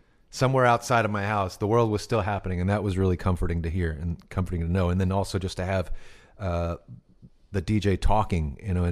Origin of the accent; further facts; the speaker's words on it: Temple, Texas, United States; growing up in Temple, Texas